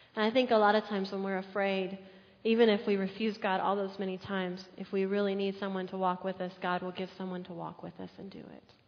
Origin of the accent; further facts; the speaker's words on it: San Antonio, Texas, United States; I grew up in San Antonio.